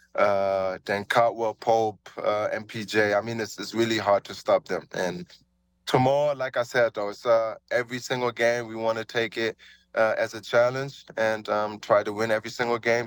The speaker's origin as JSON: {"language": "English", "country": "Germany", "tie": "born or raised there", "moved": "yes", "said": "growing up in Germany, you know, um, little black dude, you know, uh, growing up there"}